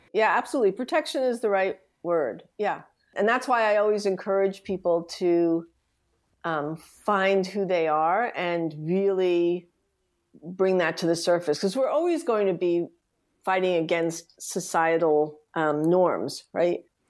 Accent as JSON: {"language": "English", "town": "New York City", "region": "New York", "country": "United States", "tie": "born or raised there", "said": "I grew up in the Bronx, Riverdale"}